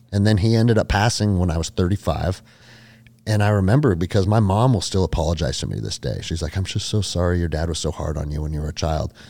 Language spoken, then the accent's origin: English; Snohomish, Washington, United States; also born or lived in Alaska; So I grew up in Snohomish, Washington, which is like forty five minutes or an hour outside of Seattle to the mm-hmm. north